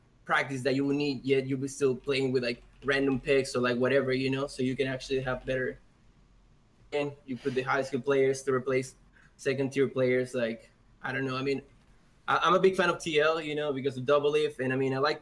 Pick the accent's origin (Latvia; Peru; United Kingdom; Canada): Peru; now in Texas, United States; I live in Texas, but I'm actually from Peru